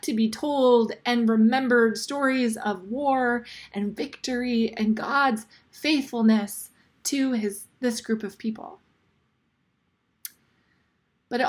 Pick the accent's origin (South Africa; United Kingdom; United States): United States; Fresno, California; moved away as an adult; now in San Jose, United States; I am originally from Fresno. I actually graduated from Bullard High School